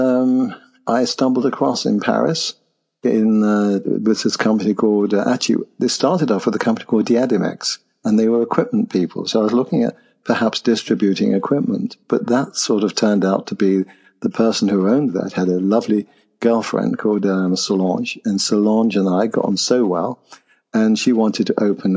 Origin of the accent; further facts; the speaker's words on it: Nottingham, East Midlands, United Kingdom; I was born in Nottingham, by the way. And I opened a health club there